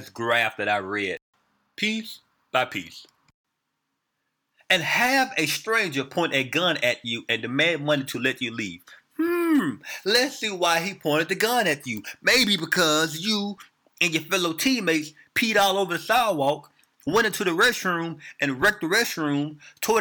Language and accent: English; Memphis, Tennessee, United States; I'm from Memphis, Tennessee